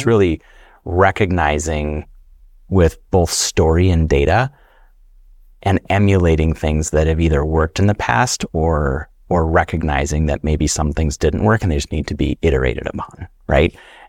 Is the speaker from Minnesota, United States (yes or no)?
yes; Bemidji, Minnesota, United States; also born or lived in Wisconsin; I'm Ojibwe from Minnesota, and I'm also Scandinavian. I grew up, I like to say that I was raised by a forest and river. I grew up in northern Wisconsin during the school years, and then northern Minnesota around the Bemidji, Minnesota area